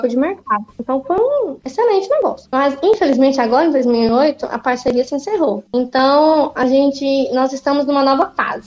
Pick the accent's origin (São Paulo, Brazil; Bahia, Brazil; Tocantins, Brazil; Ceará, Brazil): Tocantins, Brazil; northern Goiás; also born or lived in Porangatu?, Goiás (birthplace); eu fui criada no norte goiano, hoje então norte do Tocantins